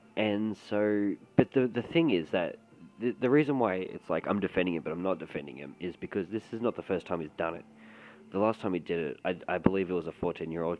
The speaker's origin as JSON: {"language": "English", "town": "Melbourne", "region": "Victoria", "country": "Australia", "said": "I'm from Melbourne, Victoria, or Melbourne, Melbourne, Australia"}